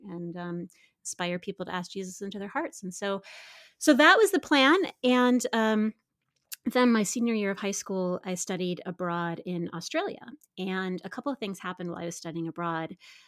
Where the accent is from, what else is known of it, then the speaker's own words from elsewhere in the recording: Midwest, United States; I grew up in the Midwest